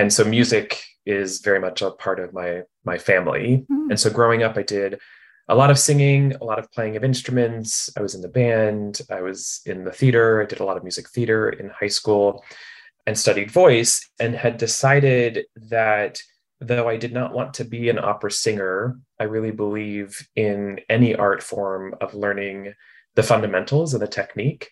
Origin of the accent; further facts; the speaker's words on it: Shawnee, Kansas, United States; moved away as an adult; also born or lived in Lawrence, Kansas / Boston; I grew up in Kansas City, suburbs of Kansas City. Yeah, Shawnee, kind of Overland Park area. Born in Lawrence, Kansas